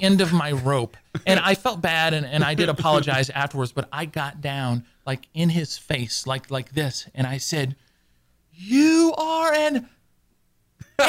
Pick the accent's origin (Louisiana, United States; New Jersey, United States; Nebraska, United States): Louisiana, United States; now in Houston, United States; we're both from Louisiana